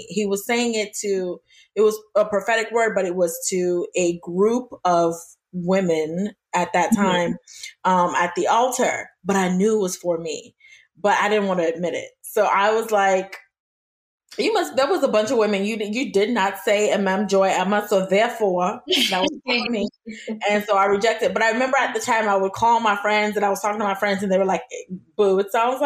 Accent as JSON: {"language": "English", "country": "Nigeria", "said": "I'm Nigerian as well"}